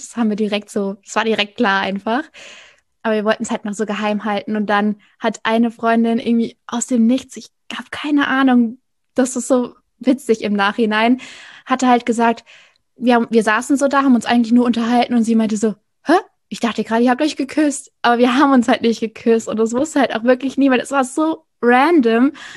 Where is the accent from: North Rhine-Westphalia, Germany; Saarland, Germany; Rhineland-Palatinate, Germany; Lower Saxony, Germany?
Rhineland-Palatinate, Germany; moved away as an adult; also born or lived in North Sea coast; ursprünglich komme ich aus der Pfalz, dann war ich an der Nordsee